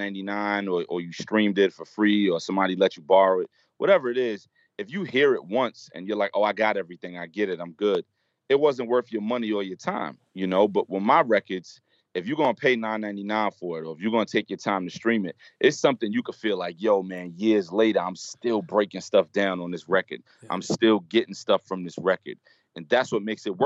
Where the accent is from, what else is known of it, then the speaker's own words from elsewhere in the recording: New York City, New York, United States; where I grew up in Brooklyn